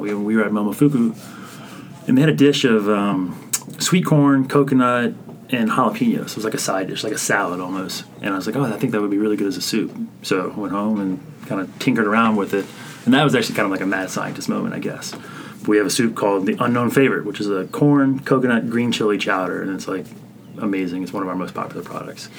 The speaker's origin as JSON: {"language": "English", "region": "South Louisiana", "country": "United States", "said": "I'm from South Louisiana"}